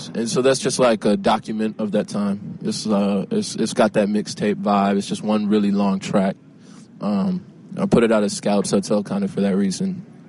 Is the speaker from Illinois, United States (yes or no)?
yes; Chicago, Illinois, United States; my hometown, Chicago, is, like, always...